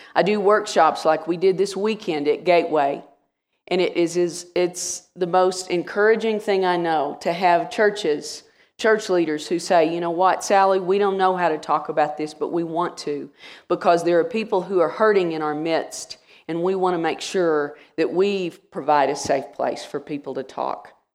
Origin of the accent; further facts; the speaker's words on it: Wichita Falls, Texas, United States; also born or lived in Rowlett, Texas; I grew up in the Church of Christ in Wichita Falls, Texas, and was baptized when I was eleven